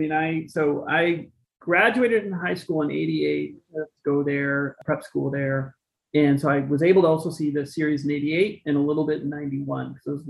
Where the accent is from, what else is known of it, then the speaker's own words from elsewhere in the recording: Minneapolis, Minnesota, United States; moved away; I grew up in Minnesota, so the land of 10,000 lakes, Minneapolis in particular. So pretty much lifelong, all the way through high school. Great state to go from. Midwest boy